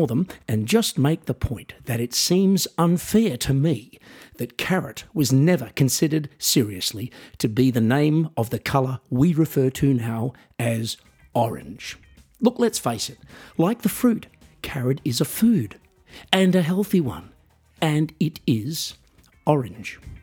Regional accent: Australia; I am otherwise an Australian musician

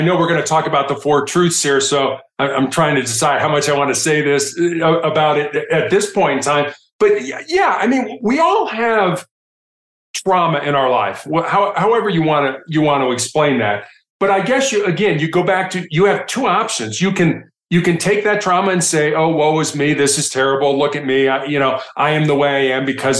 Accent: Chicago, Illinois, United States; growing up in Chicago

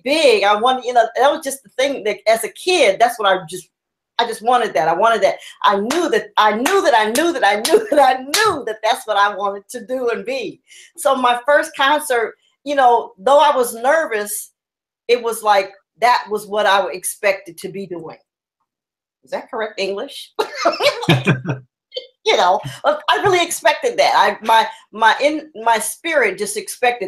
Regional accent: Los Angeles, California, United States; also born or lived in Chicago; I growing up in the Crenshaw area for me was very family orientated

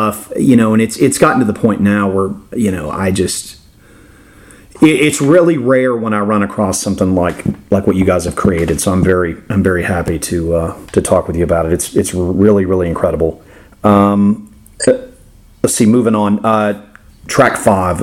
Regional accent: Florida, United States; I'm older and I grew up in Florida and saw a lot of cool stuff growing up

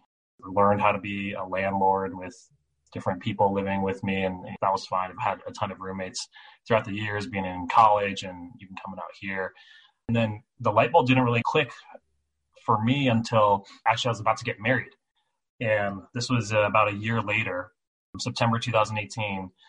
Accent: California, United States; moved away; I'm from California originally

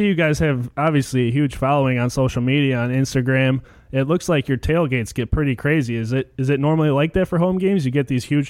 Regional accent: Chicago, Illinois, United States; We're from Chicago over here

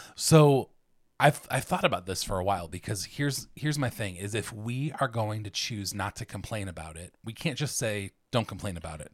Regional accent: between Akron and Cleveland, Ohio, United States; also born or lived in Sydney, Australia; I grew up here in Ohio, except for that, that short time, and I actually grew up closer to the Lake Effect snow, um, between Akron and Cleveland.

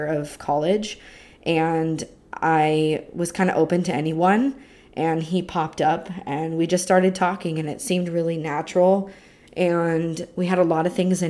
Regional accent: California, United States; I'm from California in the United States

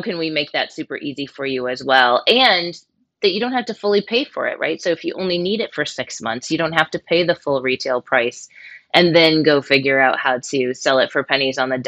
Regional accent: Michigan, United States; I grew up in Michigan and I was surrounded by the auto industry

